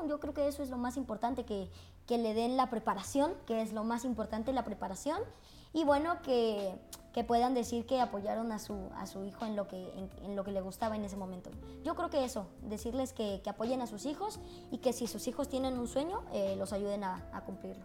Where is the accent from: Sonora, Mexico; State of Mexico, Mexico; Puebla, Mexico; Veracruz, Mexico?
Veracruz, Mexico; yo soy de Veracruz y mi mamá en Veracruz eh, trabajaba como locutora